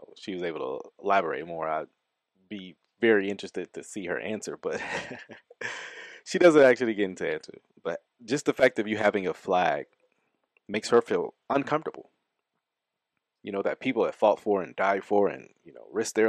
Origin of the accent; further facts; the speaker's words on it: United States; I took respect as a American citizen